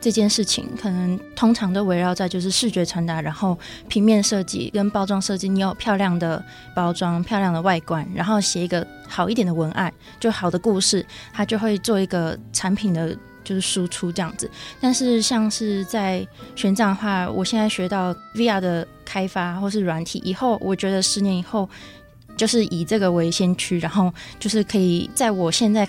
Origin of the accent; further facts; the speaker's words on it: Tainan, Taiwan; moved away as an adult; also born or lived in Taipei; now in Hsinchu, Taiwan; 我是来自台南，